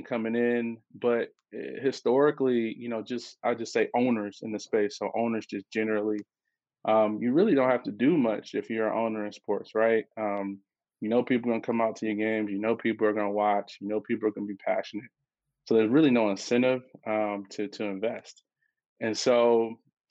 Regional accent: Detroit, Michigan, United States; moved away as an adult; also born or lived in Minneapolis / Atlanta / New York; now in Detroit, United States; I'm from Detroit, born and raised

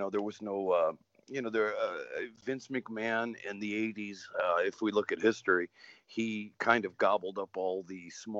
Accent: Waterbury, Connecticut, United States; I was born and raised in Connecticut, Waterbury, Connecticut.

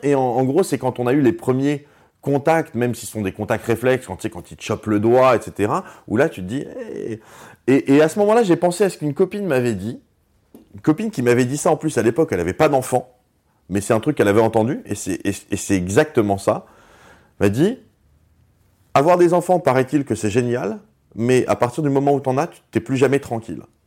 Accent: Strasbourg, Grand Est, France; on vient tous les deux de Strasbourg. On, était, on était dans la même, on était dans la même classe, dans la, maternelle.

